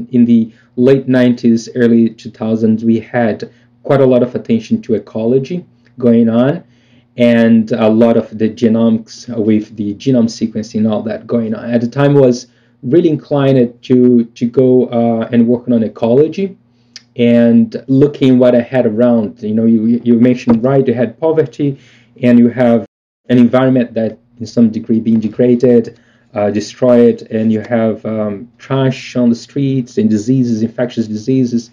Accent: Brazil; moved away; growing up in Brazil

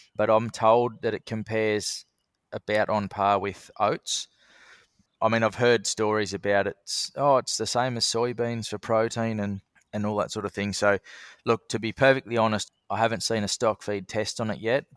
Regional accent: Sydney, New South Wales, Australia; moved away as an adult; also born or lived in Bathurst, New South Wales / Kununurra, Western Australia; now in Darwin, Australia; So I was born in Sydney, and I lived there with my family till I was about fifteen.

